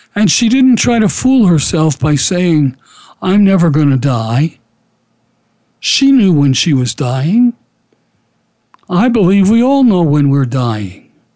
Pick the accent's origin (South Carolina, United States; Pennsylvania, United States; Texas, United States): Pennsylvania, United States; Philadelphia; Kenny and I grew up together in Philadelphia